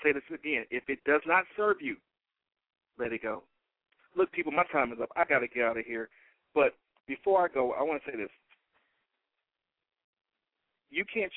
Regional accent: Detroit, Michigan, United States; I am born and raised in Detroit, Michigan

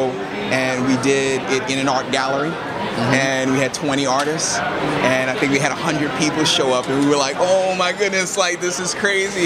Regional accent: New Orleans, Louisiana, United States; moved away as an adult; now in Long Island, United States; I'm originally from New Orleans, and we only moved up to Long Island after Hurricane Katrina

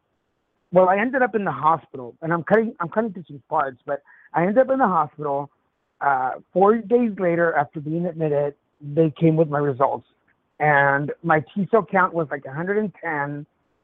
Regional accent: Texas, United States; also born or lived in Mexico / Dallas, Texas; I'm originally from Mexico, raised in Texas

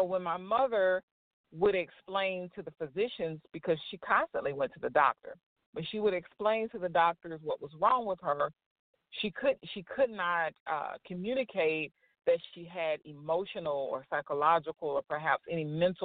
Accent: Florida, United States; I'm originally from Florida, so I was born and raised in Florida.

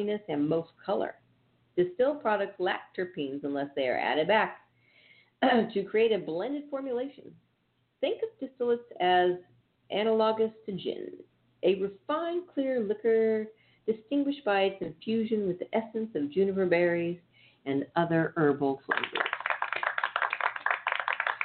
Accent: Northern California, United States; I'm from Northern California

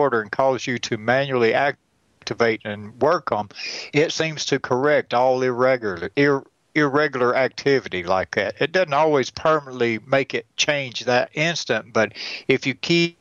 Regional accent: hometown where Deliverance was filmed, Georgia, United States; They filmed Deliverance in my hometown

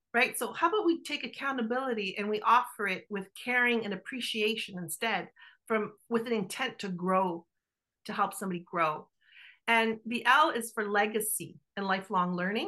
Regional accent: Canada; accent: Italian Canadian; my Italian Canadian accent

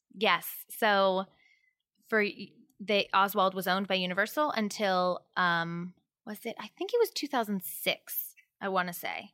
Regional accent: East Coast, United States; now in California, United States; growing up on the East Coast

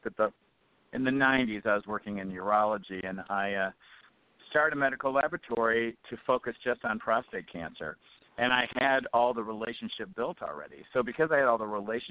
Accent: Detroit, Michigan, United States; I came from Detroit

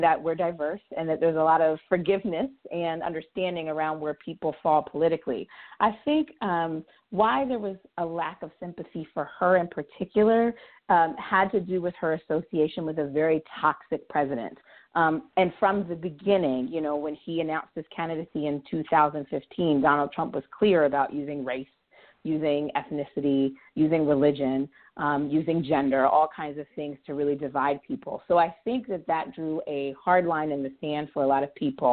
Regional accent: Baltimore, Maryland, United States; my hometown in Baltimore

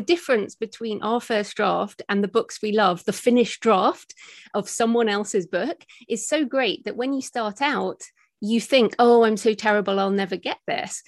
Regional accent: United Kingdom; accent: British; moved away as an adult; also born or lived in Australia; I'm British, as people might, can hear from my accent

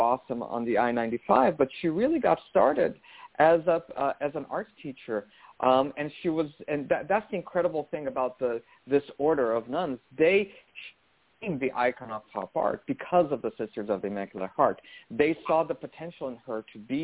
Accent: Brazil; I grew up Catholic in Brazil

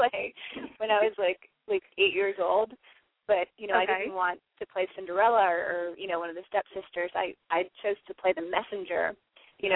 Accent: New Jersey, United States; also born or lived in North Carolina; now in New York City, United States; I'm a New Jerseyan, born and raised in New Jersey.

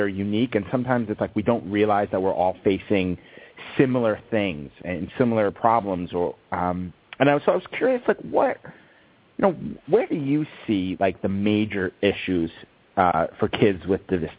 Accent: East Coast, United States; now in California, United States; I'm in California. I grew up on the East Coast.

